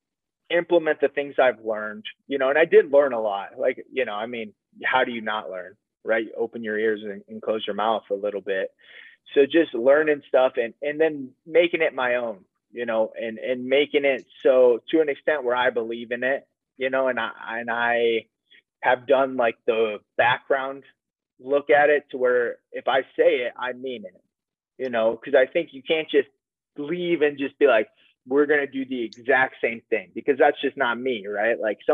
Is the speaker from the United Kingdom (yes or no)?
no; Waverly, Iowa, United States; moved away as an adult; also born or lived in Pennsylvania; I grew up in Iowa.